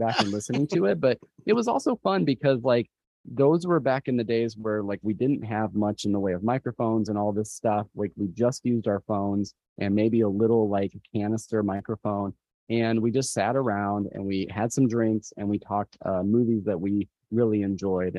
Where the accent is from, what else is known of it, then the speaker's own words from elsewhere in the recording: Moline, Illinois, United States; now in Springfield, United States; And I lived on that bump in Moline